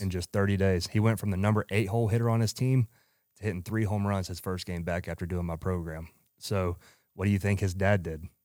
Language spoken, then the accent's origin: English; Georgia, United States; also born or lived in Phoenix, Arizona; moved back to Atlanta, Georgia, which I'm from Georgia